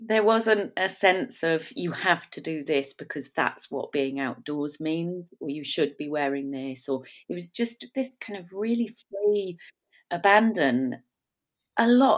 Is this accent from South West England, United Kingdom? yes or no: yes; South West England, United Kingdom; I grew up in South Devon, just on the edge of Dartmoor. So I had this wilderness right on our doorstep. So you could walk out of the house and straight onto Dartmoor.